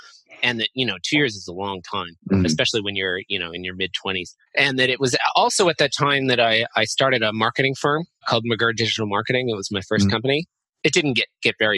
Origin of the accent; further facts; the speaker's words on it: Los Angeles, California, United States; moved away as an adult; now in Hong Kong; I am a American millennial from the West Coast, Los Angeles to be exact, and I moved to Hong Kong a little over 5 years ago